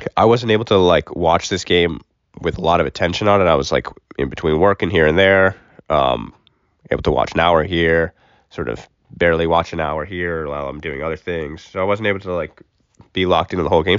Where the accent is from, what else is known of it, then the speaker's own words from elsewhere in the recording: Fargo, North Dakota, United States; now in Miami, United States; we are live from Fargo, North Dakota. Not Miami, Florida. I'm home.